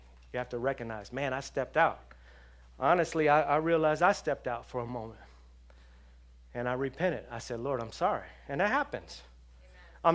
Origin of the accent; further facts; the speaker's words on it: Los Angeles, California, United States; I grew up around drug dealers. I grew up around gangbangers in Los Angeles.